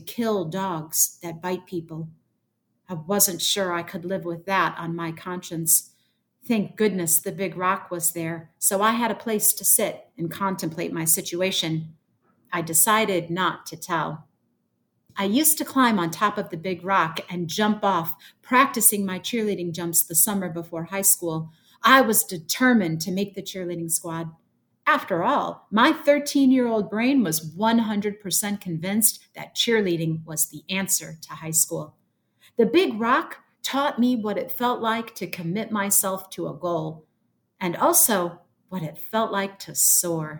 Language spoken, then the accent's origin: English; Joliet, Illinois, United States; moved away as an adult; now in Chicago, United States; my mom, who still lives in that house that I grew up in on Sunset Lane